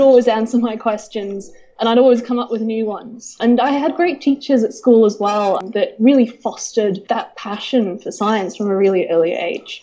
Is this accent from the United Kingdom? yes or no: yes; Northumberland, North East England, United Kingdom; also born or lived in New Zealand; now in Canberra, Australia; I was born in a county called Northumberland, which is in the very far north of England